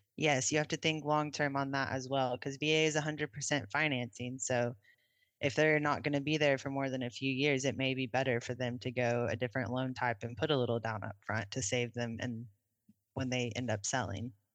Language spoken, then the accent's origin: English; Oklahoma City, Oklahoma, United States; I grew up in Oklahoma City